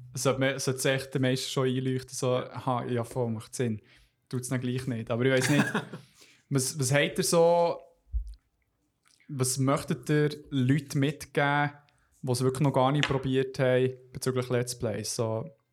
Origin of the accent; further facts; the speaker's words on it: Switzerland; bei uns in der Schweiz